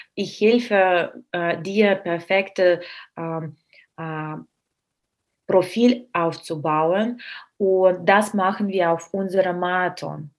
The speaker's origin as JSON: {"language": "German", "country": "Russia", "second_language": "German", "moved": "yes", "said": "ich bin Russin"}